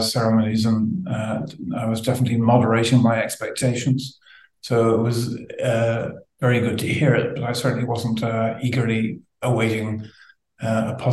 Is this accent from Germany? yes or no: no; Ireland; now in London, United Kingdom; I was brought up in Southern Ireland, but my family are from Northern Ireland